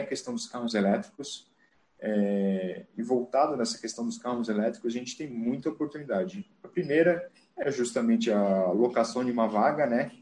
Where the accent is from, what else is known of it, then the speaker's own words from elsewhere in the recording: Joinville, Santa Catarina, Brazil; moved away as an adult; now in São Paulo, Brazil; sou natural de Joinville, Santa Catarina, Estou morando aqui em São Paulo é, aproximadamente aí 10 anos já.